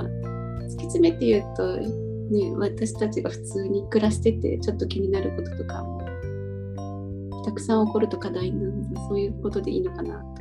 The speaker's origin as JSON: {"language": "Japanese", "area": "a city next to Mishima", "region": "Shizuoka", "country": "Japan", "tie": "born or raised there", "moved": "yes", "lives_now": "Sendai, Japan", "said": "たまたま私もあの出身地の隣の市でちょうど今マンホール先生ミシ三島市っていうのをやってるんで"}